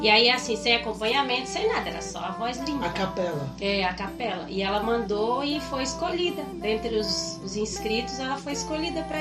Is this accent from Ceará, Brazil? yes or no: no; Rondônia, Brazil; moved away as an adult; also born or lived in Minas Gerais / Ouro Preto do Oeste / Ji-Paraná / Porto Velho; now in southern Brazil; sou nascida em Minas Gerais. Minas Gerais. Isso, mas eu fui criada desde os sete anos em Rondônia.